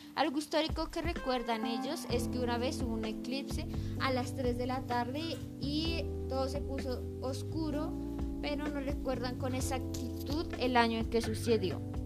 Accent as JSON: {"language": "Spanish", "town": "Garagoa", "region": "Boyacá", "country": "Colombia"}